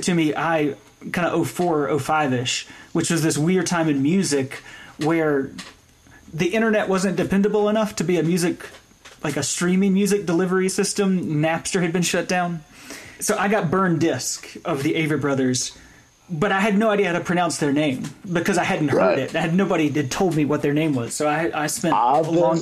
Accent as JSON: {"language": "English", "region": "North Carolina", "country": "United States", "also_born_or_lived": "Chicago, Illinois", "moved": "yes", "lives_now": "Boulder, United States", "said": "I'm from North Carolina. I'm from the part of North Carolina that Earl Scruggs was from"}